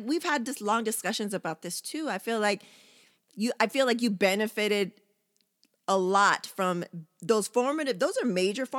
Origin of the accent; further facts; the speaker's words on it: San Diego, California, United States; also born or lived in Japan; it didn't matter if you're in Florida, West Coast, wherever, because, you know, we're originally from San Diego, you would have to deal with some extra bullshit and you didn't have that in Japan.